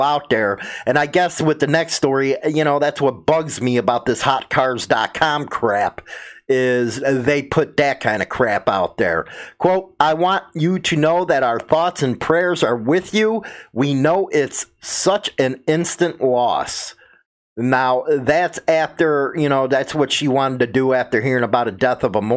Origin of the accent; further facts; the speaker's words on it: Chicago, Illinois, United States; I'm from Chicago